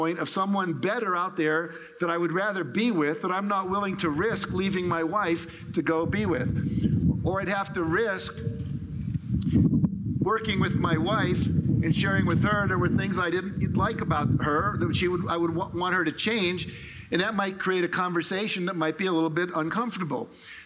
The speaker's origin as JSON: {"language": "English", "region": "California", "country": "United States", "said": "I'm from California, like Barbara, so we do a lot of weird stuff there"}